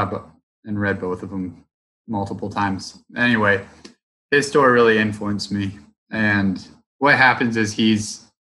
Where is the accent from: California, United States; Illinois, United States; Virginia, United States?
Virginia, United States; Roanoke; growing up in Roanoke, the AT is so close